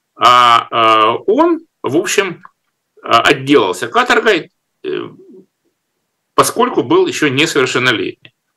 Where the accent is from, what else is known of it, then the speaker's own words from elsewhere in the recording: Rostov-on-Don, Rostov Oblast, Russia; Ростов-Папа, мой родной город